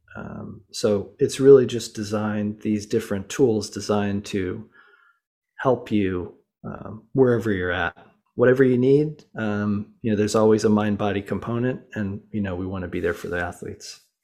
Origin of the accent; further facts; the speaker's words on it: Boulder, Colorado, United States; I grew up in Boulder, Colorado